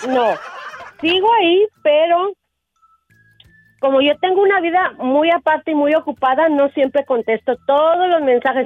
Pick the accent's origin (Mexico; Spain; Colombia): Mexico; Mexico City; soy de la Ciudad de México